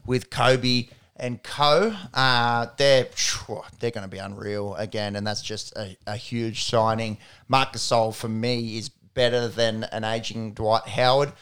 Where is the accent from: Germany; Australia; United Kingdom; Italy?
Australia; an Australian basketball fan